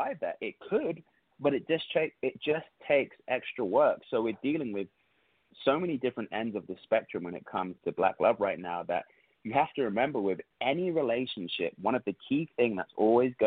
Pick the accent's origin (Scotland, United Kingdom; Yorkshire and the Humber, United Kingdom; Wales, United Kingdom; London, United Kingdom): London, United Kingdom; moved away as an adult; now in United States; I'm from London